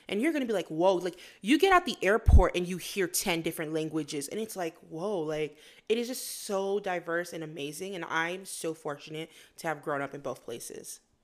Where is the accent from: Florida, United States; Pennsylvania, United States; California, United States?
Florida, United States; West Palm Beach; moved away as an adult; also born or lived in Fort Lauderdale, Florida / Queens, New York; now in Utah, United States; I was born in Fort Lauderdale, Florida, but then mostly grew up in West Palm Beach, Florida. But I also spent a lot of my childhood in Queens, New York with my grandma